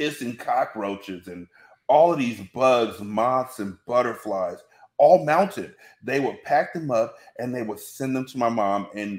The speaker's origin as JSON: {"language": "English", "region": "California", "country": "United States", "tie": "born there", "also_born_or_lived": "Washington", "said": "My mom, even though I was born here in California, we spent a lot of time in Washington where it rained all the time."}